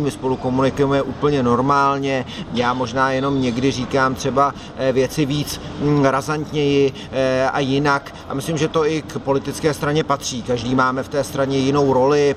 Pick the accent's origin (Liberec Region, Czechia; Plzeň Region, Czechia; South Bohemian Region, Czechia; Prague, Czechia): South Bohemian Region, Czechia; Jsem na jihu Čech rád, protože jsem jeho Čech